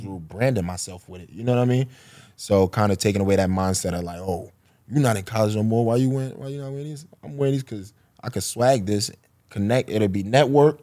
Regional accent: New York City, New York, United States; I, I grew up on Marcy Ave

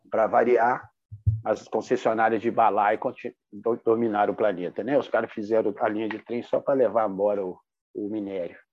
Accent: Minas Gerais, Brazil; Como bom mineiros

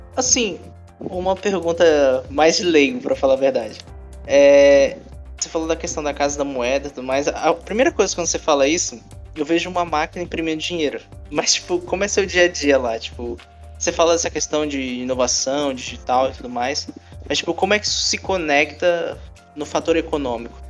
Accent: São Paulo, Brazil; moved away as an adult; now in Natal, Brazil; Eu sou de São Paulo, então eu tô aqui há uns 5 anos em Natal

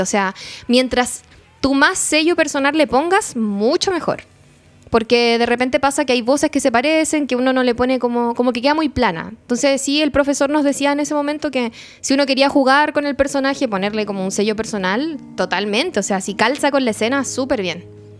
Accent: Chile; como buena chilena

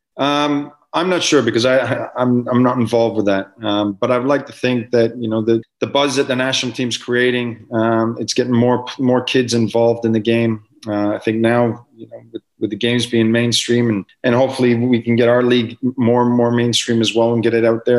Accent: Canada; as a Canadian footballer

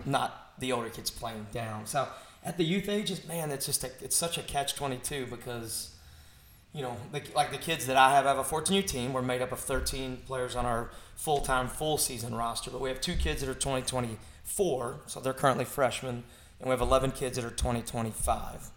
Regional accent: Kentucky, United States; we're from Kentucky

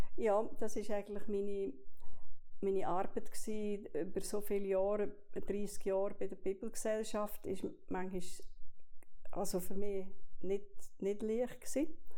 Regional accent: Olten, Solothurn, Switzerland; moved away as an adult; also born or lived in French-speaking Switzerland / England / Bern / Basel; ich bin aufgewachsen in Olten

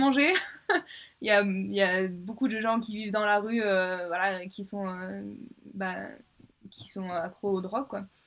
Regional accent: Avignon, Provence-Alpes-Côte d'Azur, France; moved away as an adult; also born or lived in Scotland; now in Denver, United States; je viens de Avignon, du coup euh, dans la région PACA

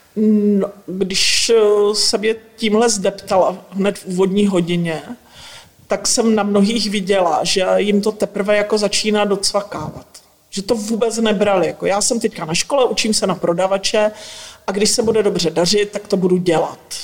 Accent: Northern Moravia, Czechia; pocházím ze Severní Moravy

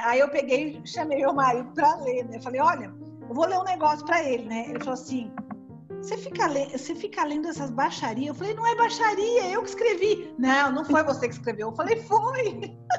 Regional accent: São Paulo, Brazil; moved away as an adult; now in Presidente Prudente, Brazil; vim aqui para o interior, que eu sou de São Paulo capital.

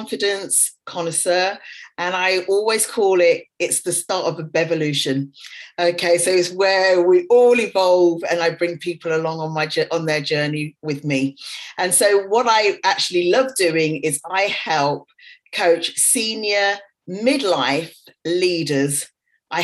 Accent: England, United Kingdom; moved away as an adult; also born or lived in Dubai; came back to England, came back to my hometown

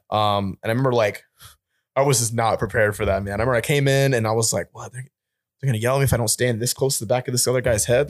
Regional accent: Albany, New York, United States; I'm from, uh, upstate New York near

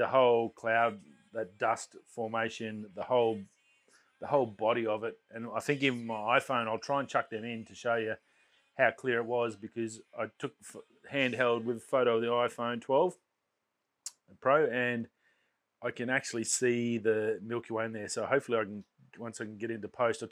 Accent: Australia; It's a lot of gratitude on my behalf of being Australian in this lucky country

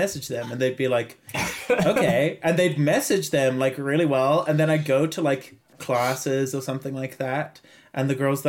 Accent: Zimbabwe; accent: Zimbabwean; English is a second language; my accent is a lot thicker because I've just come back from home, and obviously, you know, I like was rejuvenated with Zimbabwean accent.

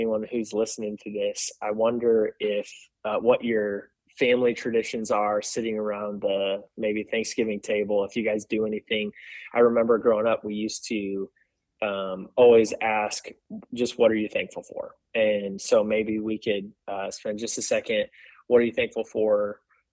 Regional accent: Michigan, United States; moved away; I'm from Michigan.

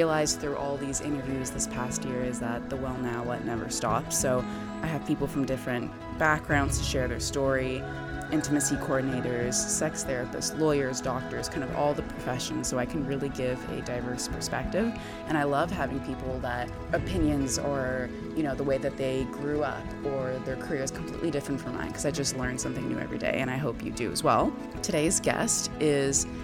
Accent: Vancouver, British Columbia, Canada; Vancouver, which I'm from

